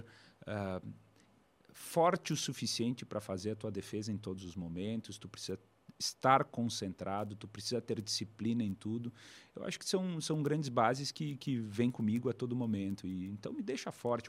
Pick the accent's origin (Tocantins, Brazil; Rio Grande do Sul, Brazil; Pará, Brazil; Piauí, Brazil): Rio Grande do Sul, Brazil; Bento Gonçalves; da capital brasileira do vinho que venho, lá de Bento Gonçalves